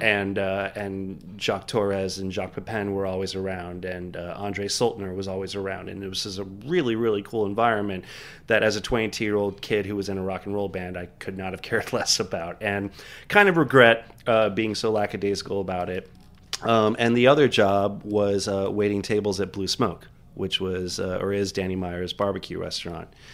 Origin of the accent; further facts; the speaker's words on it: Miami, Florida, United States; now in New York, United States; I grew up in Miami